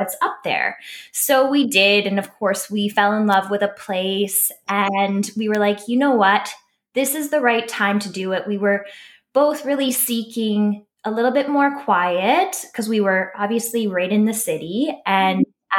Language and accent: English; British Columbia, Canada; also born or lived in Vancouver, British Columbia; now in Squamish, Canada; I'm originally from British Columbia